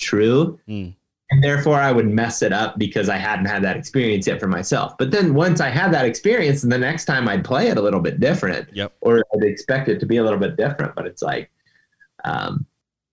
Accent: Ohio, United States; my home state of Ohio

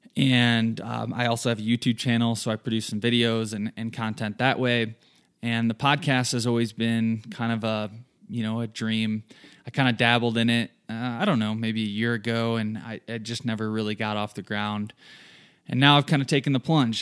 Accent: southern Michigan, United States; moved away as an adult; now in Colorado, United States; I'm originally from Michigan. Grew up there in a small town, southern Michigan, lots of farm fields.

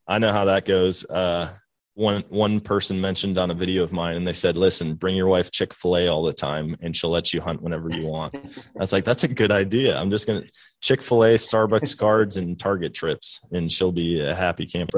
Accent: Wisconsin, United States; I grew up in Wisconsin, being a whitetail hunter

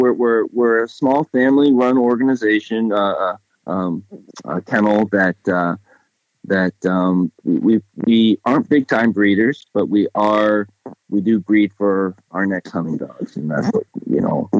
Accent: Topsail, Maine, United States; I'm from Topsail, Maine. That's southern Maine.

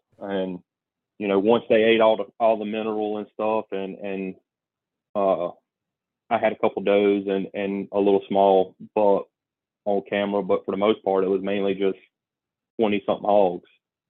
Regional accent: Mississippi, United States; I grew up hunting in the Homestead National Forest in Mississippi, and I've always hunted out of state.

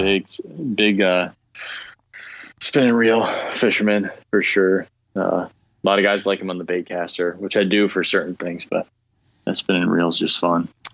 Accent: Lansing, Michigan, United States; moved away as an adult; now in Traverse City, United States; I grew up in Lansing

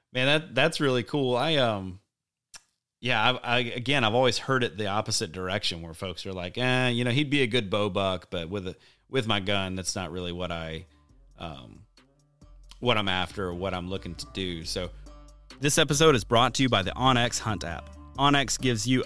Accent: Alabama, United States; growing up in Alabama

